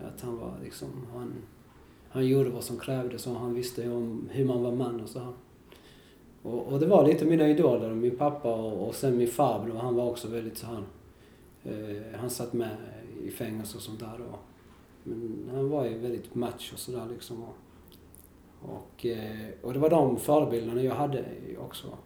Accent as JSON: {"language": "Swedish", "town": "Kristianstad", "region": "Skåne", "country": "Sweden", "tie": "born or raised there", "also_born_or_lived": "Valparaíso, Chile / Viña del Mar, Chile", "said": "vi flyttade till Skåne, till ett ställe som heter Kristianstad"}